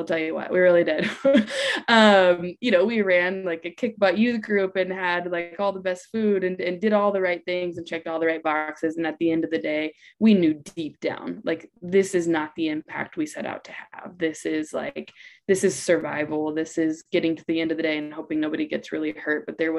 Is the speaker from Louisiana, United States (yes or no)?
no; Atlanta, Georgia, United States; also born or lived in Guatemala; I grew up in Atlanta, Georgia, but lived in Guatemala for about a decade with my husband.